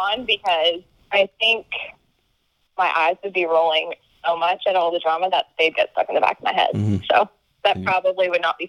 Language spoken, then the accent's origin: English; California, United States; I'm 26. I'm from California